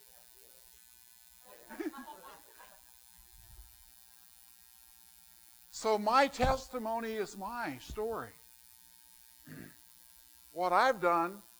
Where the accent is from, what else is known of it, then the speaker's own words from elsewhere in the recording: southern Arizona, United States; moved away as an adult; also born or lived in California; now in West Virginia, United States; he took this little ornery kid from southern Arizona and has moved him to West Virginia